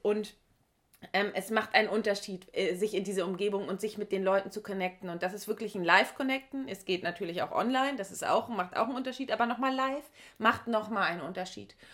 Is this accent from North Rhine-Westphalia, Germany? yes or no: no; Heiligenhafen area, Schleswig-Holstein, Germany; in meiner Region oder in meiner Heimat